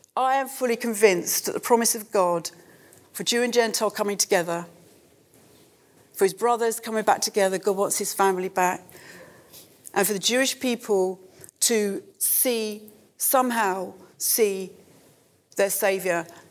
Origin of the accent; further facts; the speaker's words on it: United Kingdom; as Christians, as British Christians